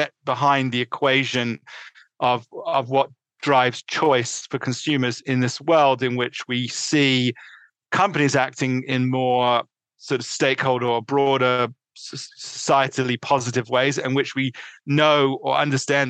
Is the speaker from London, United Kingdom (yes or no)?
yes; London, United Kingdom; moved away as an adult; also born or lived in New York City, United States; now in Connecticut, United States; I was born in northeast London, in suburban London, let's put it, and I grew up through undergraduate living in England